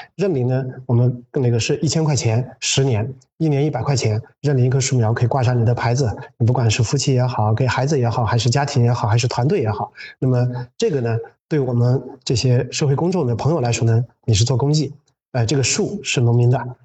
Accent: Yunnan, China; moved away; 我是个嗯。云南人，但从外面回来的

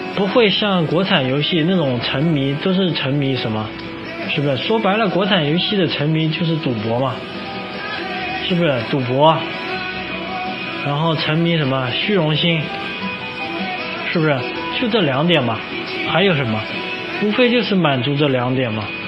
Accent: China; 我们作为一个中国人

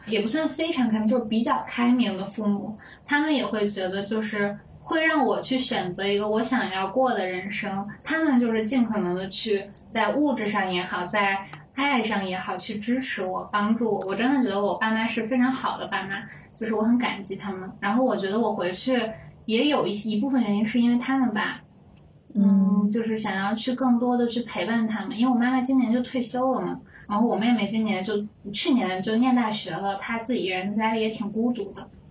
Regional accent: Qingdao, Shandong, China; moved away as an adult; now in Beijing, China; 作为一个青岛人吧

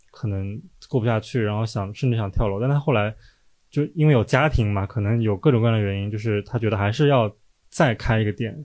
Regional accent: Shanghai, China; now in Beijing, China; 我是上海人，对啊，然后现在在北京上班

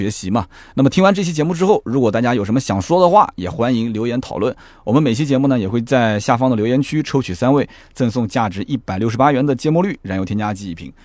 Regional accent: China; 当然这个可能也是我们中国人。自己取的

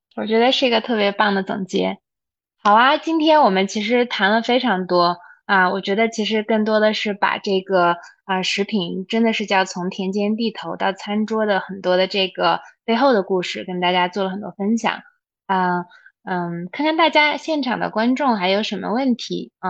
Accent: Xinjiang, China; moved away; 我小时候是在新疆长大的

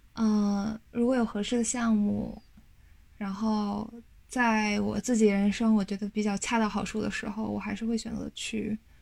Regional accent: China; moved away as an adult; 我作为一个中国人

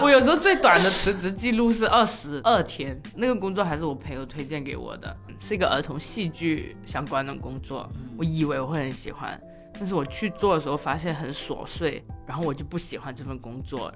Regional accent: Zhanjiang, Guangdong, China; moved away; also born or lived in Beijing; 甚至是回湛江，就我老家

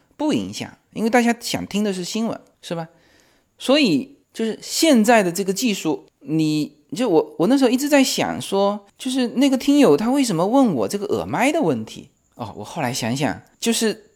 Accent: Fujian, China; accent: Fujian; 因为我们附件口音嘛

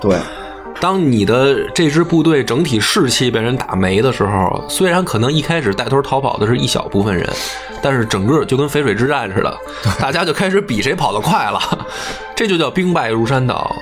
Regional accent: China; 我们中国人

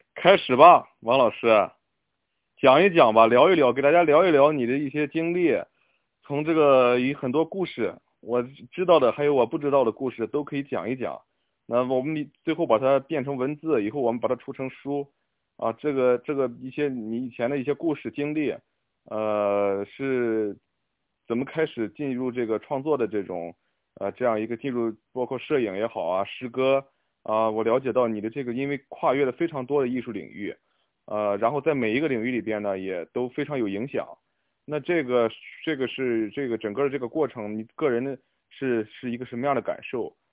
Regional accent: Qingdao, Shandong, China; 我也是青岛人，我从小会看，有的时候会看到一些就是啤酒屋

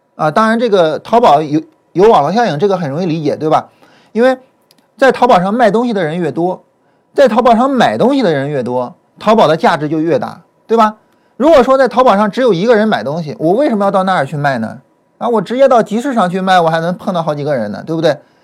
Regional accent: border area of Shandong and Henan, China; 我呢是，呃，出生以及呢长期生活在 山东跟河南就是比较交界的地方。我，我，我家往，呃，我家往南走，我想想啊，那方向，对，是往南走。啊，我家往南走大概走十几公里就到河南

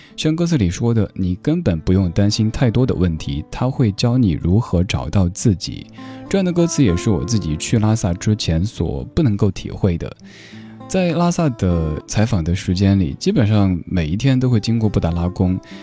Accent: Chengdu, Sichuan, China; accent: Chengdu dialect; 用我的家乡话成都话讲，就是藏腰儿罐子

